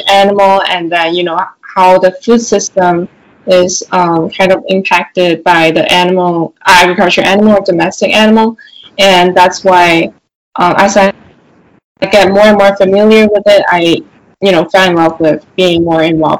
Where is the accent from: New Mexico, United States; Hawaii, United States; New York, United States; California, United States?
New York, United States; New York City; also born or lived in China; And originally I was born in New York City, but when I was 2 years old, I went to China to study abroad and then came back to New York City until I was 14 years old